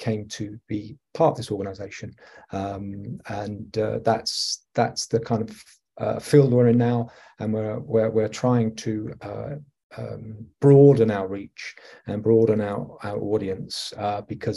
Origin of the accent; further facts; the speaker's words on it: England, United Kingdom; accent: English; moved away as an adult; also born or lived in Australia / Italy / Greece; now in Alberta, Canada; I am English. I'm from the United Kingdom